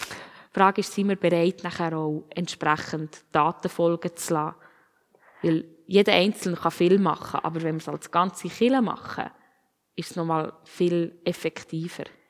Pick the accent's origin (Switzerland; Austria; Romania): Switzerland; als Schweizer